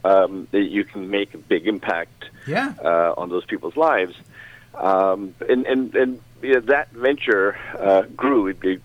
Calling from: Toronto, Ontario, Canada; I am in Toronto, Canada.

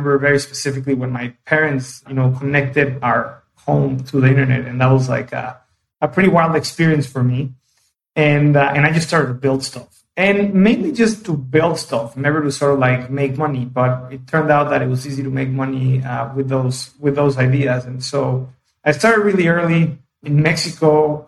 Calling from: São Paulo, Brazil; I am in Sao Paulo today and doing pretty good.

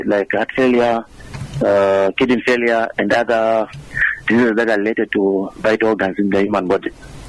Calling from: Mazabuka, Southern Province, Zambia; I'm calling you from within Mazambuka.

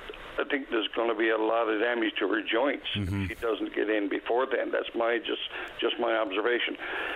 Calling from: St. Alban's, Newfoundland and Labrador, Canada; I'm calling from St. Albans this morning here in beautiful Bay des Bear.

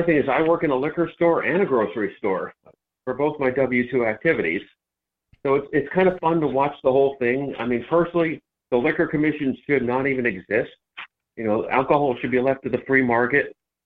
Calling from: Madison, Connecticut, United States; I'm calling from Connecticut.

